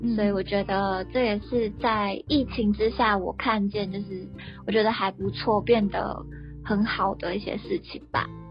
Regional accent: Taiwan; now in Japan; 身为一个在外国的台湾人

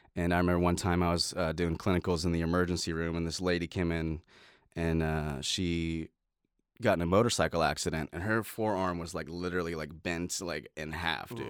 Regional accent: Middletown, Ohio, United States; now in Nashville, United States; I was born in Middletown, Ohio

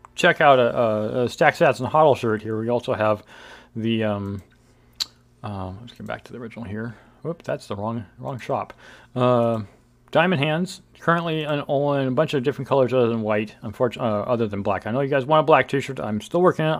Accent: Bakersfield, California, United States; now in Northern California, United States; I grew up in Bakersfield. I'm a Central Valley guy.

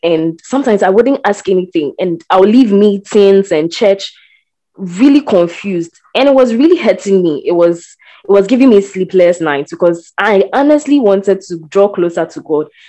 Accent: Ghana; I am a Ghanaian.

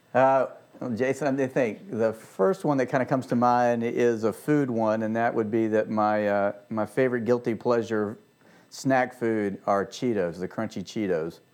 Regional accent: Richmond, Virginia, United States; moved away as an adult; also born or lived in Washington, D.C. area / Annapolis; now in Franklin, United States; Home for me was Richmond, Virginia, and so I stayed there

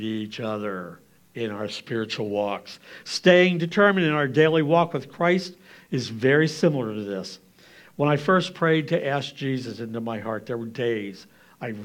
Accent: Lancaster County, Pennsylvania, United States; I'm from Lancaster County

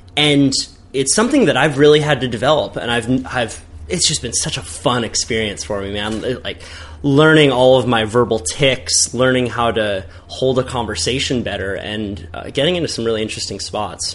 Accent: Santa Cruz, California, United States; growing up in Santa Cruz

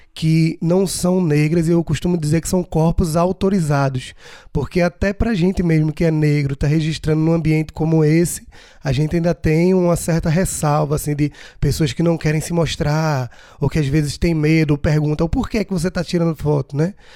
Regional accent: Brazil; nasci no Brasil, sou brasileiro

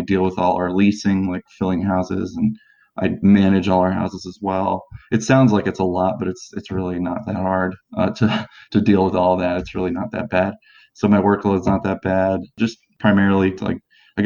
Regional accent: Maryland area, United States; moved away as an adult; now in Indianapolis, United States; We're from the Maryland area

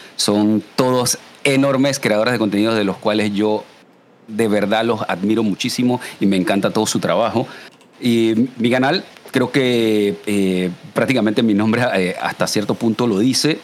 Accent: Panama; yo soy panameño siempre he sido súper eh, orgulloso del portar el 507 el PTY

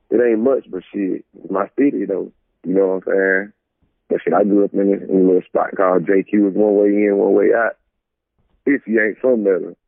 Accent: Metter, Georgia, United States; also born or lived in Cleveland, Ohio; Growing up, I was born and raised in Georgia, but I kind of grew up on both sides because I stayed up there in Ohio and I used to come back to Georgia every summer. But when I was growing up in Cleveland

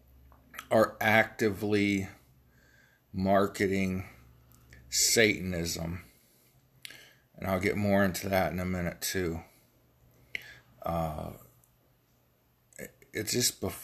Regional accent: Ohio Valley, United States; accent: Ohio Valley; I'm from the Ohio Valley. I have a hard time pronouncing things.

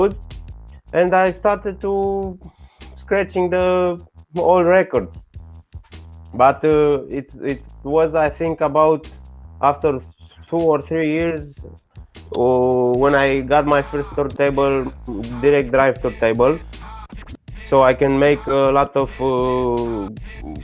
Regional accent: Bucharest, Romania; English is a second language; I'm from Romania, from Bucharest.

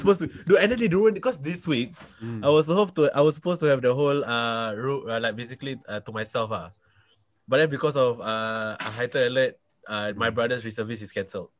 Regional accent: Singapore; I am from Singapore.

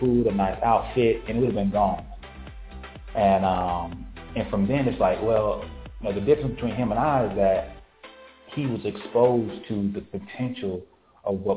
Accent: Valdosta, Georgia, United States; moved away as an adult; also born or lived in Tallahassee, Florida; now in Atlanta, United States; I'm from Valdosta, Georgia, born and raised.

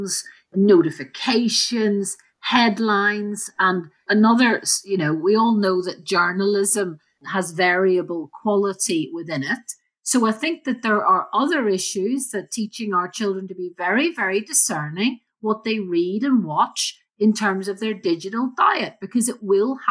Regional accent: Belfast, Northern Ireland, United Kingdom; I grew up in Belfast in Northern Ireland, as I'm sure you can tell from my accent

